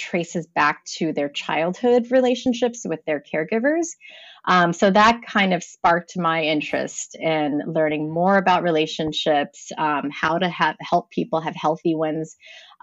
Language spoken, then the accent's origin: English; Los Angeles, California, United States; I am from Los Angeles, California